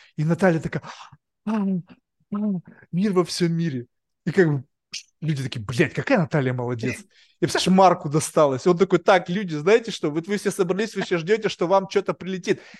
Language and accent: Russian; Russia; now in United States; я вырос в России